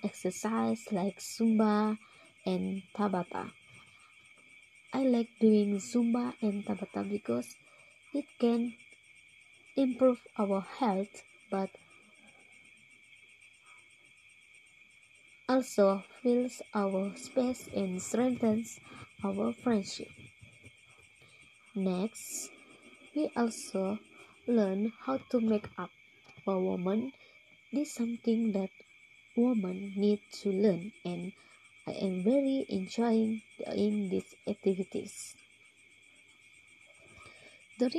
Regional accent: Sabah, Malaysia; I am from Sabah

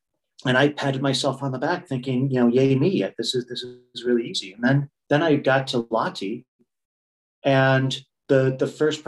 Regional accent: United States; The thing that I think I bring is I'm still American competitive, which I think is, and I want to say that in those terms, it's not just general competitiveness.

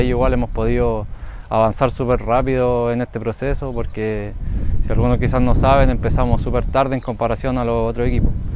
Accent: Valparaíso, Chile; moved away as an adult; now in Linares, Chile; Vengo de Curauma, Valparaíso, de mi equipo anterior, Huachipato

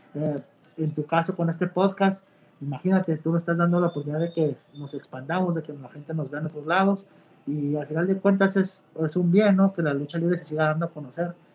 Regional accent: Mexico; soy mexicano

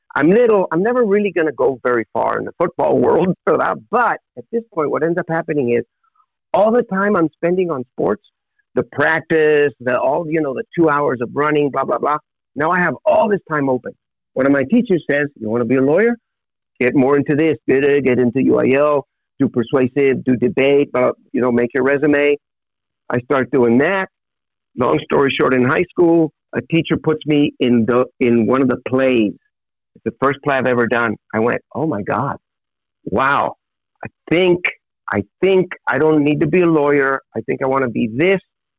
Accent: Edcouch, Texas, United States; also born or lived in Elsa; I was born in South Texas, a little town called Ed Couch. Live right next door in a little town called Elsa, 10 miles north of the border

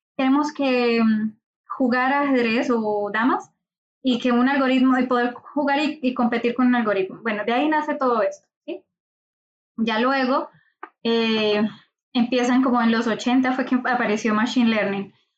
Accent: Colombia; moved away as an adult; now in Valencia, Spain; soy de Colombia

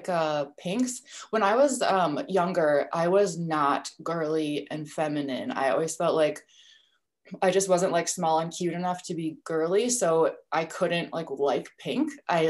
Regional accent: St. Paul, Minnesota, United States; also born or lived in New York City; I'm from St. Paul, but I really live south in like a country type suburb of St. Paul

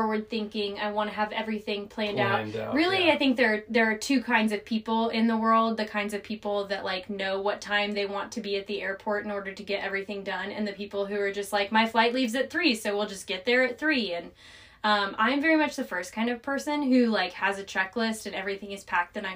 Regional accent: North Carolina, United States; moved away; I am a 27-year-old raised in North Carolina, lived all over the United States

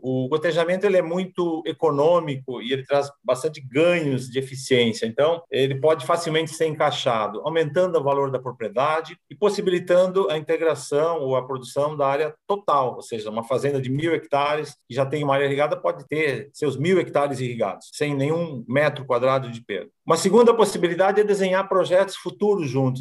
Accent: Garibaldi, Rio Grande do Sul, Brazil; moved away; also born or lived in Paraná; eu sou natural de Garibaldi, Rio Grande do Sul, da Serra Gaúcha

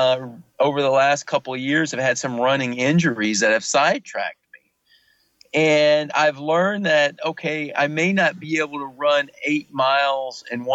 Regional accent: the South, United States; I grew up in the South where everything was fried

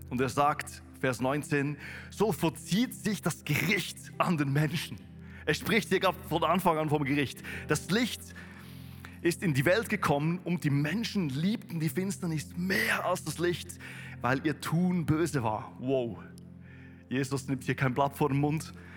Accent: Thun, Bern, Switzerland; moved away as an adult; now in Weinfelden, Switzerland; in Thun, wo ich herkomme.

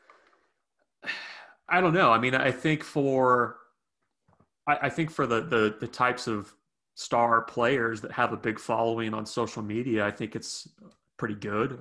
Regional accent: Sacramento, California, United States; moved away; also born or lived in Nebraska; I was born in Sacramento

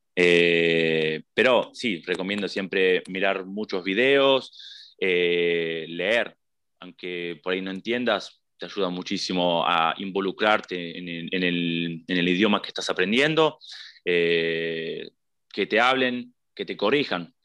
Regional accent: Buenos Aires, Argentina; moved away as an adult; also born or lived in Andorra; now in Italy; yo soy de Buenos Aires

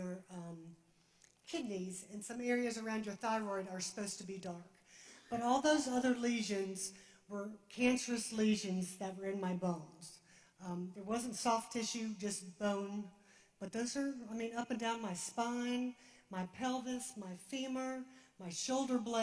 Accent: Darien, United States; we're from Darien

